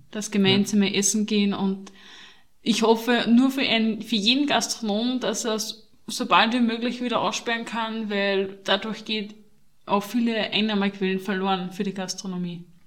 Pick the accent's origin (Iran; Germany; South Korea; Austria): Austria; Bei uns in Österreich